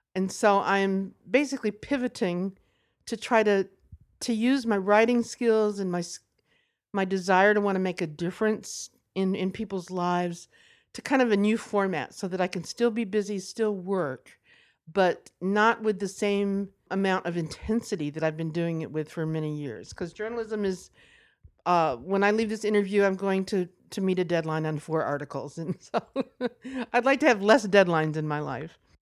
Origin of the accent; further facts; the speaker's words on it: Nashville, Tennessee, United States; I'm from Nashville